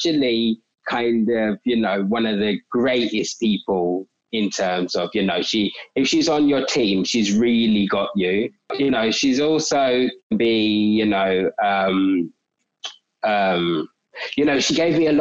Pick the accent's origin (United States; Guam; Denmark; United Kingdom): United Kingdom; London; South East London. We've always lived in South East London. So mainly Catford, but Sydenham, Broccoli as well.